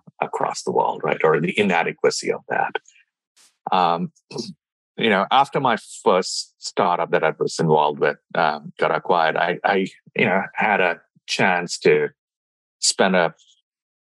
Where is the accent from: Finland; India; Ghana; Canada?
India; moved away; I grew up in India, with my dad was an entrepreneur and an engineer